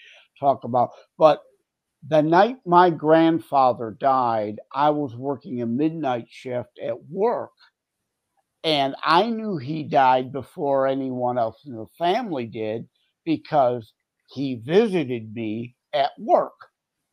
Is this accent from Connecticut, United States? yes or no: no; Wyandotte, Michigan, United States; Born and raised in Wyandotte. My parents lived in Wyandotte. I'm still currently here